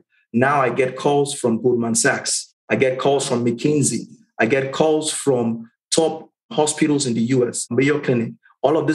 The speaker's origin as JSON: {"language": "English", "country": "Nigeria", "also_born_or_lived": "Caribbean", "moved": "as an adult", "lives_now": "Atlanta, United States", "said": "Came off the boat from Nigeria, landed on the island, culture shock, everything different for me."}